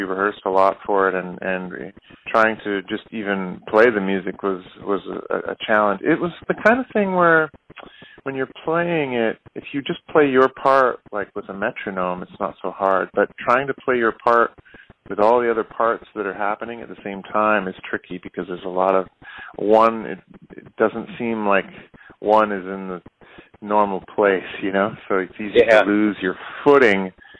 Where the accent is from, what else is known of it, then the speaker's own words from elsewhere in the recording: Canada; I grew up in Canada. I moved to Canada when I was young, and I guess I got into music when I was about 7 or 8.